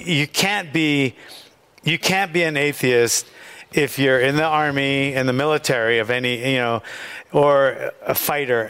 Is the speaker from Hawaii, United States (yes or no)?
yes; Hawaii, United States; moved away; also born or lived in Venice, California / California; He got us to Hawaii when we were young. I was 4, and I think my sister was 5. And growing up in Hawaii in the late 60s